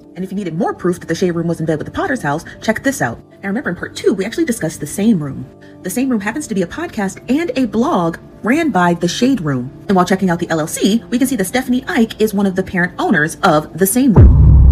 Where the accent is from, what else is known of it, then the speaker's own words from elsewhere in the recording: Nigeria; We're both Nigerian and we have a lot of family in common